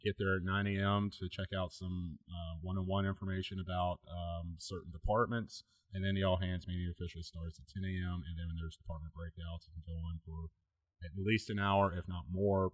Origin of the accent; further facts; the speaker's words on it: East Coast, United States; moved away; I'm from the East Coast